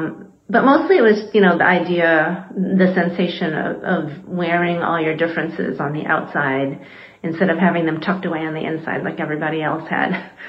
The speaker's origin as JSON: {"language": "English", "region": "western Michigan", "country": "United States", "tie": "born or raised there", "said": "I grew up in a small rural town in western Michigan. It was a town of 4,000, and my family of 5 comprised a full third of the total non-white population in the town."}